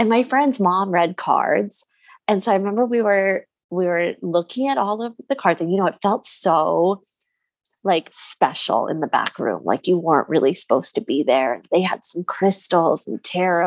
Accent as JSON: {"language": "English", "area": "Jersey Shore", "region": "New Jersey", "country": "United States", "tie": "born or raised there", "said": "I grew up on the Jersey Shore"}